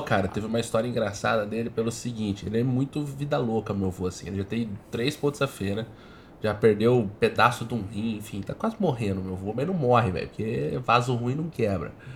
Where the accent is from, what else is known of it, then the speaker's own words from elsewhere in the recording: Botucatu, São Paulo, Brazil; eu sou nascido em Botucatu, né, mano? Interior pesado